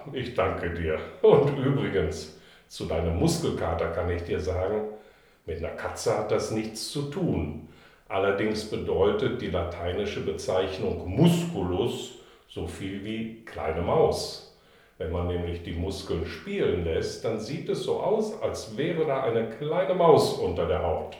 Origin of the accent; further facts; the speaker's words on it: Harz, Germany; moved away; Meine Heimat ist der Harz